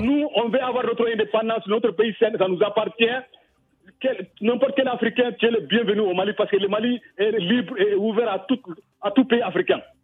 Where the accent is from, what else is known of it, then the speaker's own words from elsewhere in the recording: Côte d’Ivoire; Je suis Ivoirien, je suis, je suis Ivoirien fier de l'être.